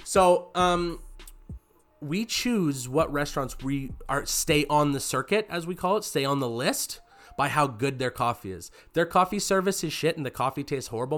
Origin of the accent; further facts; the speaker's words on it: Canada; we're Canadian, so if you're in grade five, you have to learn how to play